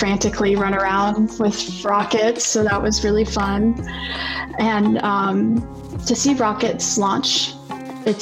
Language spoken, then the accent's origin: English; Phoenix, Arizona, United States; I'm from Phoenix